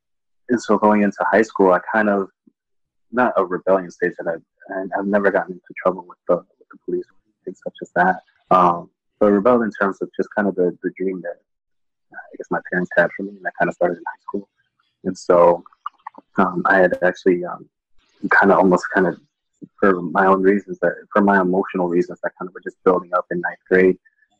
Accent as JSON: {"language": "English", "town": "Audubon", "region": "Pennsylvania", "country": "United States", "tie": "born or raised there", "also_born_or_lived": "Dallas, Texas / Minnesota", "said": "And then we finally settled in Pennsylvania in a town called Audubon, Pennsylvania, which is about 30 minutes outside"}